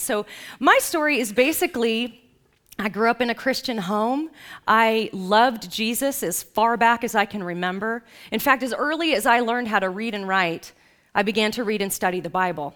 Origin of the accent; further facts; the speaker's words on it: Los Angeles, California, United States; I grew up in Los Angeles